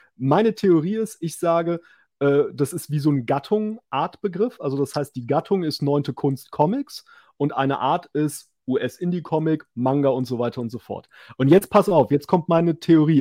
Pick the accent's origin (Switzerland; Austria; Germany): Germany; West Germany; weil ich jetzt so als Wessi bin